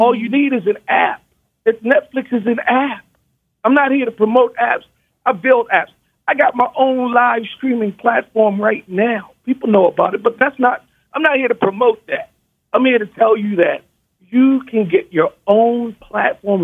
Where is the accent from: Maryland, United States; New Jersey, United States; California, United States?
Maryland, United States; Baltimore; now in Las Vegas, United States; I'm from Baltimore.